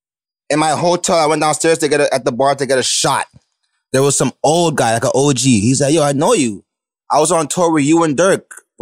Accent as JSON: {"language": "English", "town": "Mississauga", "region": "Ontario", "country": "Canada", "tie": "born or raised there", "also_born_or_lived": "Scarborough, Ontario / Atlanta, Georgia, United States", "said": "When I came back, I'm from Saga. So I lived in Saga probably for like 12 years."}